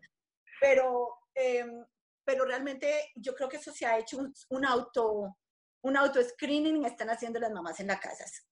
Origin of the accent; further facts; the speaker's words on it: Colombia; moved away; yo, pues siendo colombiana y teniendo a mi familia, mis padres y mis hermanos en Colombia